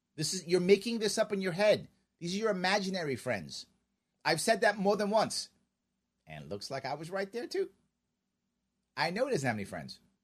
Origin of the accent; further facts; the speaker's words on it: New York City, New York, United States; We are both from Queens